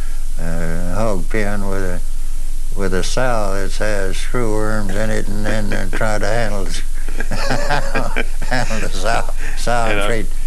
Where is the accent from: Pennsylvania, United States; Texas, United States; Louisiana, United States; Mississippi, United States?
Texas, United States; Port Lavaca; I was born in Port Lavaca, Texas, March 20th, 1909.